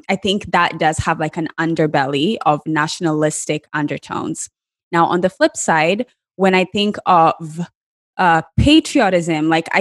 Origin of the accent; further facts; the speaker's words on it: Kenya; moved away as an adult; now in United States; when I was growing up in Kenya